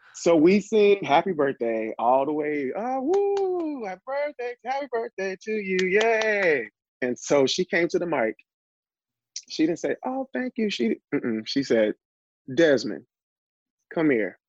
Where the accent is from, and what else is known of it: Little Rock, Arkansas, United States; born or raised there; also born or lived in Elaine, Arkansas